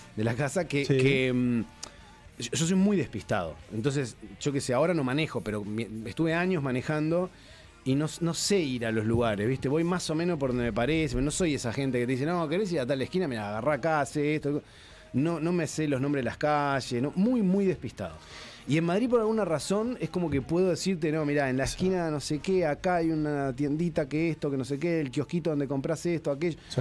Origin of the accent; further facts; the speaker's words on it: Uruguay; also born or lived in Argentina / Spain; yo me siento uruguayo